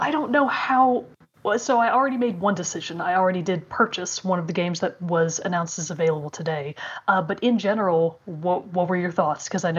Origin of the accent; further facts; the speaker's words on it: Texas, United States; I'm from Texas.